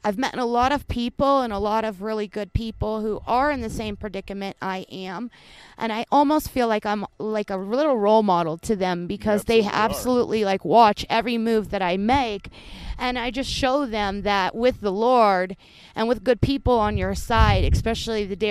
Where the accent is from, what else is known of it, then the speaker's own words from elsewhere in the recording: Gainesville, Florida, United States; I'm from Gainesville